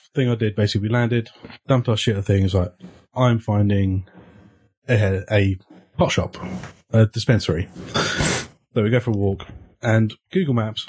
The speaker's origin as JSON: {"language": "English", "region": "England", "country": "United Kingdom", "said": "I'm English"}